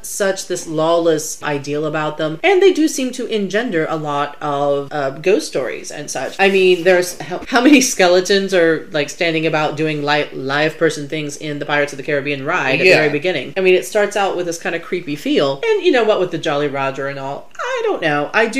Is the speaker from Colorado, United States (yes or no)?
no; South Carolina, United States; My home state.